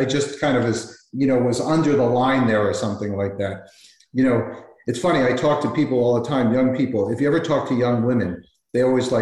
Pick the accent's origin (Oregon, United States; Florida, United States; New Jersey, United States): New Jersey, United States; West Orange; also born or lived in Millburn, New Jersey / Morristown, New Jersey; I grew up in West Orange, raised my kids in Millburn, New Jersey